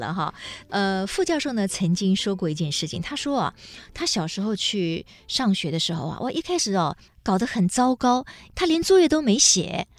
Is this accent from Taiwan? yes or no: yes; Taiwan; first language Taiwanese Hokkien; Chinese is a second language; 其实我们家的母语也是台语，